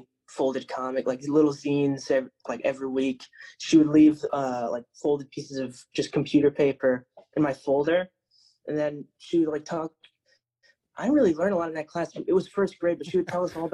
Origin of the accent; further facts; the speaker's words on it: Allentown, Pennsylvania, United States; moved away as an adult; also born or lived in Texas; now in Philadelphia, United States; I was born in Allentown, Lehigh Valley